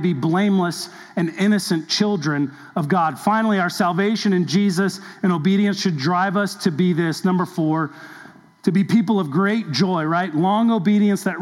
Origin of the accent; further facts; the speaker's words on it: Southern California, United States; in my younger days growing up in Southern California